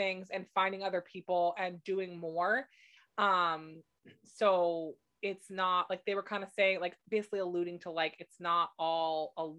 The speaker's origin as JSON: {"language": "English", "country": "United States"}